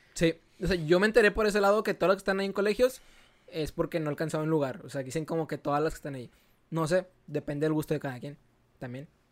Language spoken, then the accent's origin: Spanish; Monterrey, Nuevo León, Mexico; A Regio, en Monterrey. Eh, nos dicen que tenemos nuestro propio dialecto